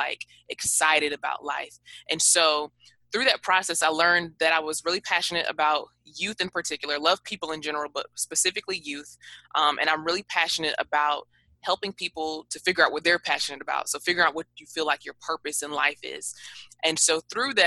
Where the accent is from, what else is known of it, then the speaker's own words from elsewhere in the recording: Atlanta, Georgia, United States; now in Daytona Beach, United States; I am originally from Atlanta, Georgia. I currently reside in Daytona Beach, Florida.